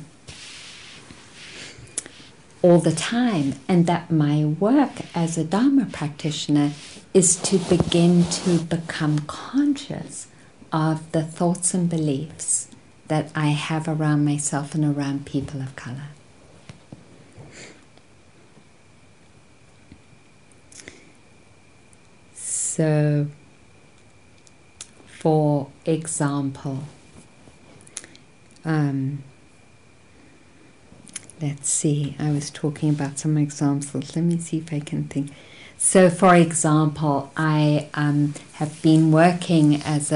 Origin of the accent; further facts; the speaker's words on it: South Africa; growing up in South Africa as a white person